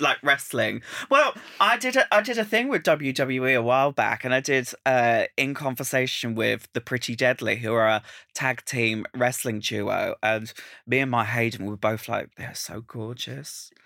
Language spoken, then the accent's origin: English; Essex, East of England, United Kingdom; I'm from Essex